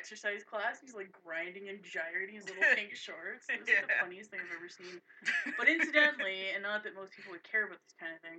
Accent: Canada; we're Canadian.

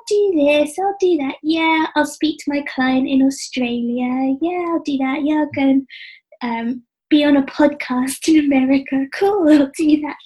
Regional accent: England, United Kingdom; being English

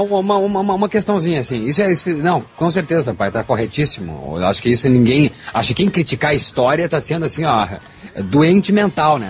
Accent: Brazil; Como brasileiro

